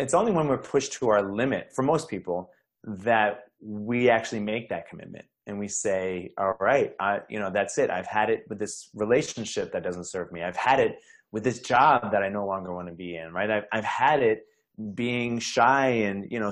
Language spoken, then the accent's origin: English; New York, United States; I'm from New York